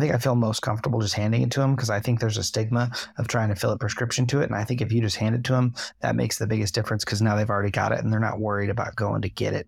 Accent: New York, United States; I'm from New York

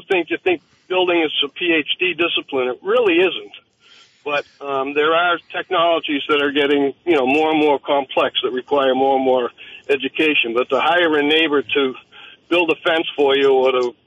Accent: Cape Cod, Massachusetts, United States; moved away; I grew up on Cape Cod.

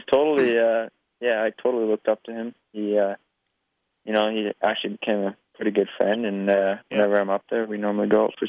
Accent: Swift Current, Saskatchewan, Canada; Swift Current.

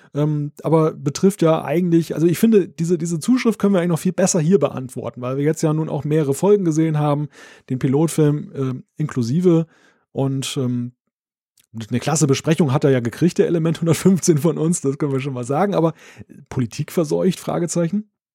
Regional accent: Germany; als Deutscher

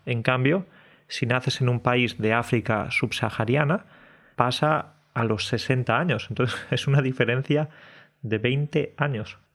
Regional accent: southern Spain, Spain; los del sur, los andaluces, extremeños y tal, los del sur viven menos o vivimos menos que los del norte

